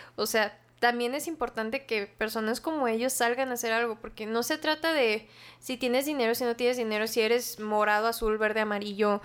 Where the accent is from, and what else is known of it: Mexico